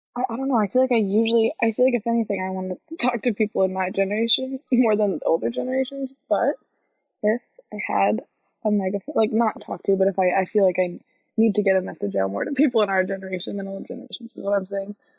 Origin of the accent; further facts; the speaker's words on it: Freeport, Maine, United States; Freeport, um, my hometown, and then in like Portland